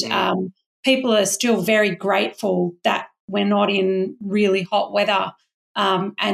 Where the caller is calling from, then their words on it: New South Wales, Australia; Yeah, I'm coming from um, Country in the Shoalhaven region of New South Wales. So my local beach is uh, Culburra Beach and Warrain Beach.